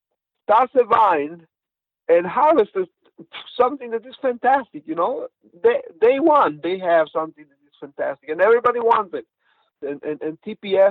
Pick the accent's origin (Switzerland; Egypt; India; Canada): Switzerland; English is a second language; moved away; also born or lived in Poland; I grew up in Switzerland, born Italian, from Italian father, Swiss mom